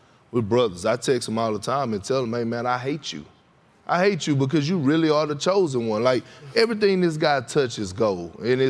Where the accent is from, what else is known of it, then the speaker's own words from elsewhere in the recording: Texas, United States; I'm from Texas